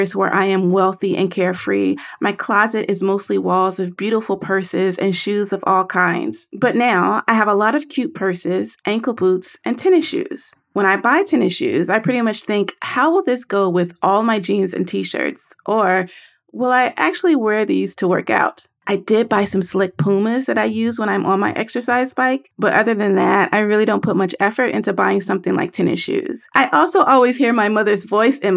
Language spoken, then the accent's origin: English; the South, United States; I am from the South